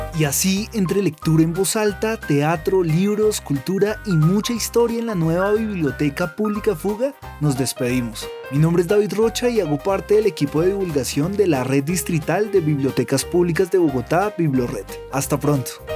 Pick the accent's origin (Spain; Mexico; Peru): Peru; moved away as an adult; now in Colombia; Vengo del Perú, eh, vivo ya hace cuatro años en Colombia